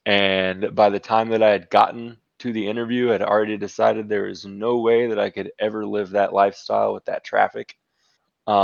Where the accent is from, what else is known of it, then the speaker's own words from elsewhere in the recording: Waurika, Oklahoma, United States; Southwest Oklahoma, Lake Warika. So my mom actually is who taught me to fish.